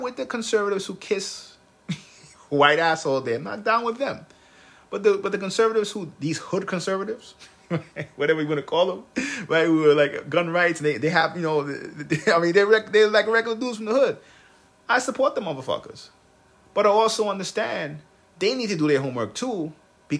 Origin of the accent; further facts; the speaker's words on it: United States; I'm American